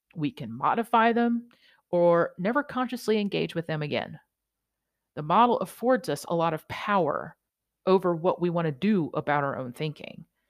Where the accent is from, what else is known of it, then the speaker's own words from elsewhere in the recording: New York, United States; being a New Yorker